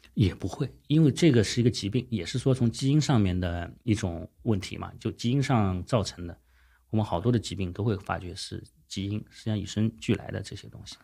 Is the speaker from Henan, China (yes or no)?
no; Shandong, China; 我山东人